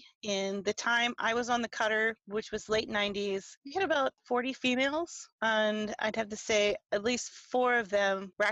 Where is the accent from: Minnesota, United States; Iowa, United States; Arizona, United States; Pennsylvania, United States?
Pennsylvania, United States; I reached out to the recruiters in here in Pennsylvania. They were in Harrisburg, which from my hometown is a good 2-hour drive.